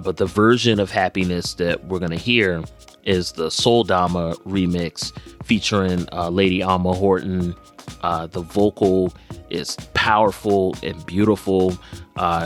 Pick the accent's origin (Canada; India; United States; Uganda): United States; Philadelphia, Pennsylvania; my hometown in Philadelphia